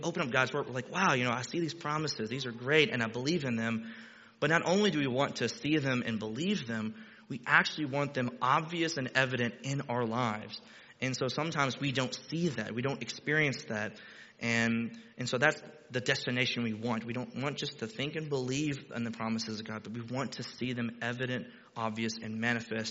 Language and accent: English; Texas, United States; moved away as an adult; now in Ohio, United States; I'm Texan